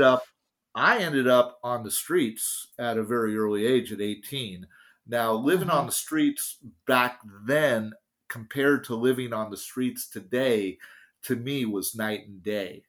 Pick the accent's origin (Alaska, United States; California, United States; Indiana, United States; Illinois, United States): California, United States; San Francisco; I grew up in San Francisco